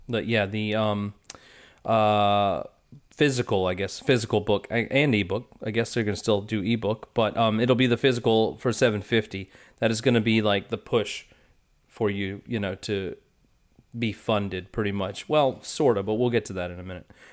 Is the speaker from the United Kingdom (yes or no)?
no; United States; I'm from the United States